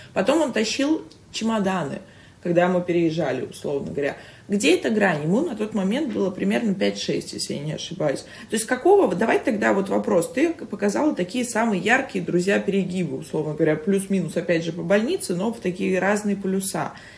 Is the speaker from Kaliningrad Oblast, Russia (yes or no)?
no; Saint Petersburg, Russia; moved away as an adult; now in Moscow, Russia